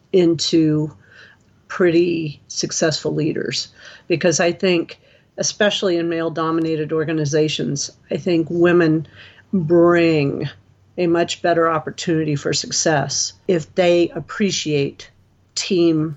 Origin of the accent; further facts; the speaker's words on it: Quantico, Virginia, United States; I'm from Quantico, Virginia. I was born in Quantico, Virginia